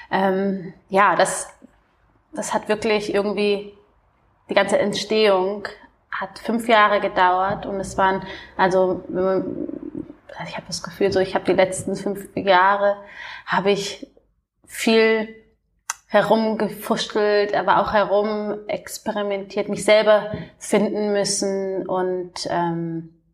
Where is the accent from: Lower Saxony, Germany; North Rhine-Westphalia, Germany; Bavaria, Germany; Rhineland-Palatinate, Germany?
Bavaria, Germany; Munich; Ich komme ja ähm, aus München ursprünglich.